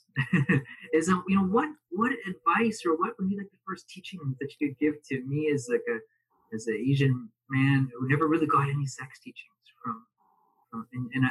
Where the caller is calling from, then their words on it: Alberta, Canada; I'm calling in from Alberta, Canada.